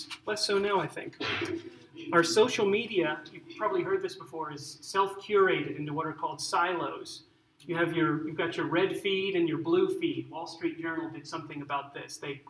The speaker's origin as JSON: {"language": "English", "town": "Arlington", "country": "United States", "tie": "born or raised there", "also_born_or_lived": "Central America / South America", "said": "I grew up in Central and South America sometimes, and sometimes up in Arlington. And so I learned to speak Spanish, and I'm sort of like, I'm American, but I also am used to living overseas"}